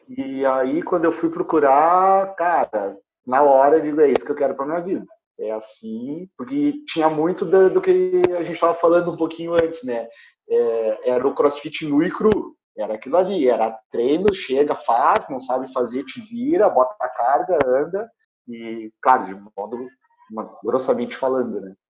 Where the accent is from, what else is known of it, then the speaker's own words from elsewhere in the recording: Alegrete, Rio Grande do Sul, Brazil; Eu estudei sempre em escola pública, eu sou do interior do Rio Grande do Sul, né? eu sou de Alegrete